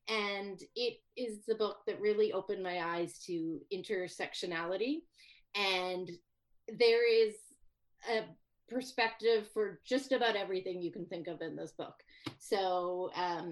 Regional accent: Saskatchewan, Canada; now in British Columbia, Canada; where I grew up in Saskatchewan

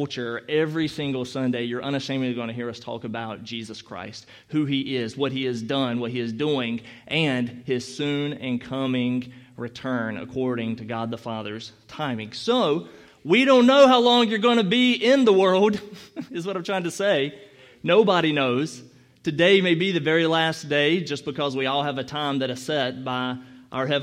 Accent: North Carolina, United States; now in Chicago, United States; as you can tell by opening my mouth, I'm from North Carolina originally

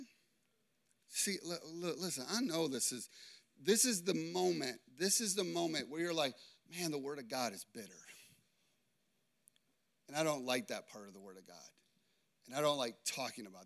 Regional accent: Chicago, Illinois, United States; I grew up in Chicago. People in Chicago are tough and they're harsh

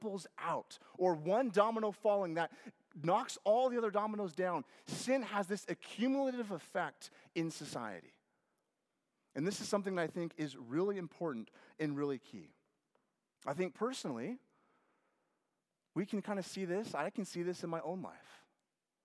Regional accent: Lynden, Washington, United States; moved away; I grew up in Washington State

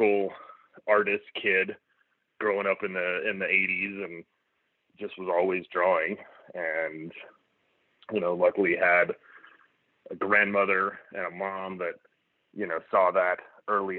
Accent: Oklahoma, United States; I'm from Oklahoma originally

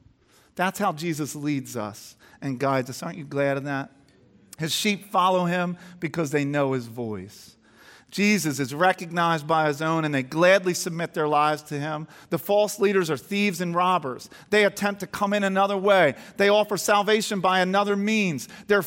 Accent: Garnet Valley, Pennsylvania, United States; I grew up near Garnet Valley, and my closest friend was Kurt Twiddell.

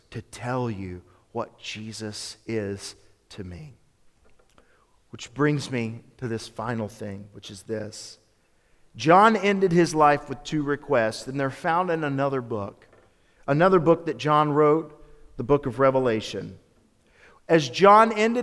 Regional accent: Memphis, Tennessee, United States; My youth minister, growing up in Memphis, is a fellow by the name of Phil Newberry

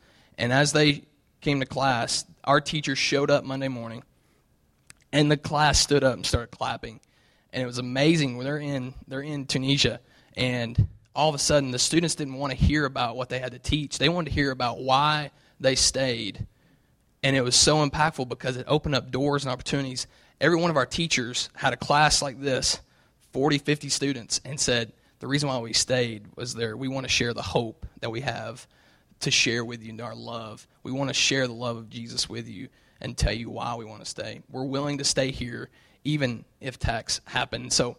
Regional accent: the South, United States; And it's so cool because I come from the South where there's a church on every corner

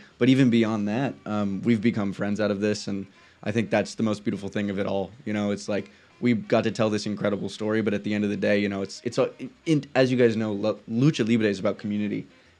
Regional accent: Los Angeles, California, United States; I was born and raised in Los Angeles

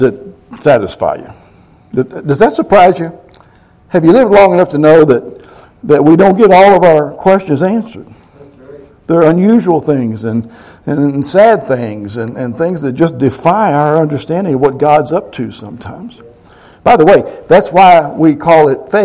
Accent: Kentucky, United States; I'm from Kentucky

